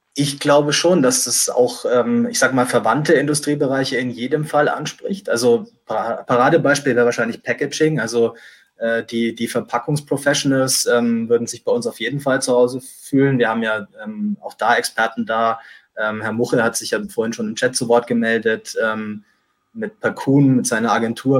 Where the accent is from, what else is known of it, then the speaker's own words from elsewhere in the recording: Nuremberg, Bavaria, Germany; Ich war dann ein halbes Jahr im Studio Nürnberg, was ja auch meine Heimat ist